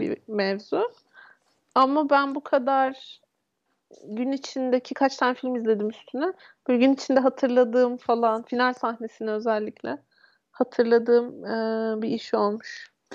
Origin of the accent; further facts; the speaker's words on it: Turkey; moved away; Ben İstanbul'a çok da uzak olmayan küçük bir şehirde büyüdüm.